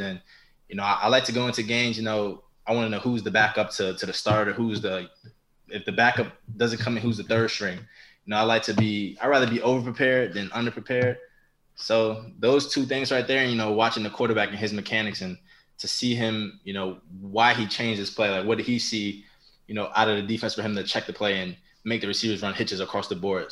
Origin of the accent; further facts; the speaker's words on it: New York, United States; I was from New York.